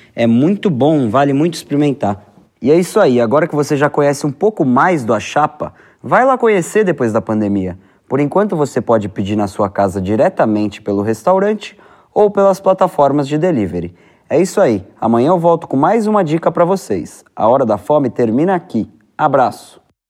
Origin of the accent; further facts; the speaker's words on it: São Paulo, Brazil; aqui na aclimação, né? Onde eu nasci e fui criado